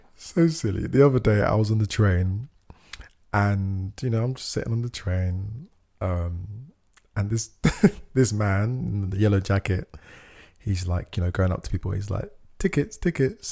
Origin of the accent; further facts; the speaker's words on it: United Kingdom; my pride of being British, I think of like my pride of being like black